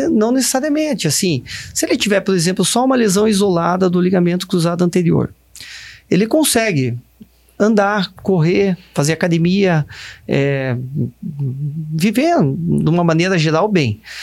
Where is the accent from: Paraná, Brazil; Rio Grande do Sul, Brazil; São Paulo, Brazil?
Paraná, Brazil; Ponta Grossa; na minha cidade, que eu morava, eu nasci em Ponta Grossa